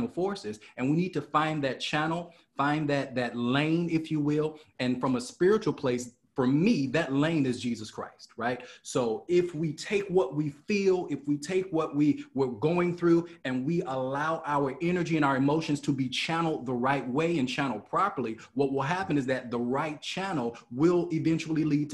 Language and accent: English; Chicago, Illinois, United States; who grew up, who was born and raised in Chicago, literally born in Inglewood